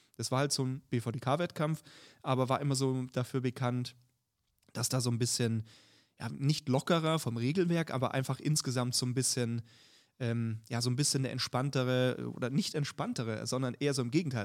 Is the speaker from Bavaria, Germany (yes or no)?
yes; Bavaria, Germany; ich komme ja aus Bayern